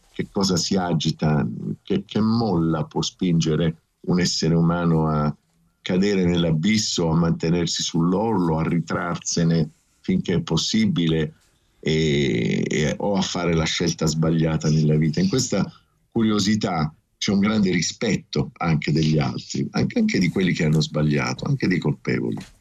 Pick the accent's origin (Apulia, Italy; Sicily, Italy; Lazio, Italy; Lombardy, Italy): Apulia, Italy; Taranto; moved away as an adult; also born or lived in Rome; io vengo da Taranto, arrivo a Roma